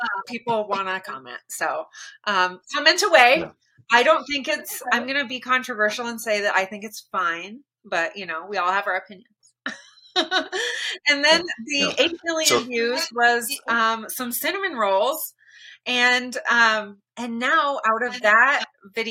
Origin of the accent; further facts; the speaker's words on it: Kent, Washington, United States; I grew up in Kent, Washington